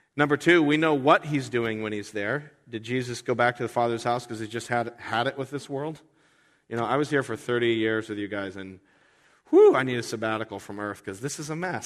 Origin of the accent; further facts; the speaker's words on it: United States; I'm an American. I love my country.